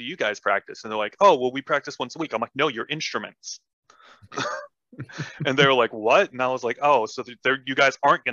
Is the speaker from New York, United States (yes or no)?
no; Huntington Beach, California, United States; moved away; also born or lived in Phoenix, Arizona; I grew up in Huntington Beach, California